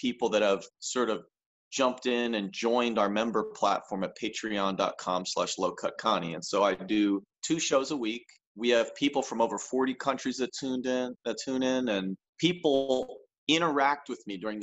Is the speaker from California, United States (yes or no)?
no; New Jersey, United States; the diner near where I grew up in South Jersey